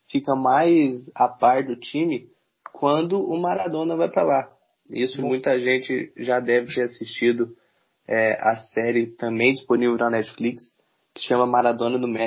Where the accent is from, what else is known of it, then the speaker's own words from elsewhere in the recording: Rio Grande do Sul, Brazil; eu como gaúcho